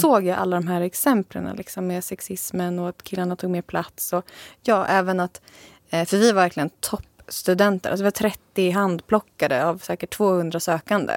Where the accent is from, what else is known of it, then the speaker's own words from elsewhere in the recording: Sigtuna, Stockholm County, Sweden; moved away; also born or lived in Jönköping; Jag är från början från Sigtuna